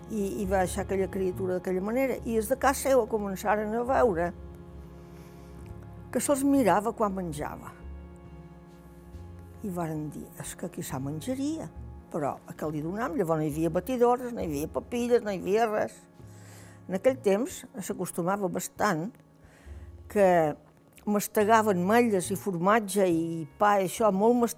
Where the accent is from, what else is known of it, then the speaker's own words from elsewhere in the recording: Formentera, Balearic Islands, Spain; Vaig néixer el dia 10 dels mestres de 1936. Vaig néixer aquí a Formentera. Vaig néixer en aquesta caseta que hi ha ara, en una casa que hi ha aquí, a l'altra banda del cementeri